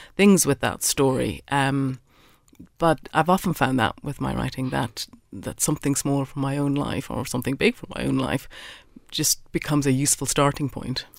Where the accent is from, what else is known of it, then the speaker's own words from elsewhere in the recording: Ireland; I'm an Irish writer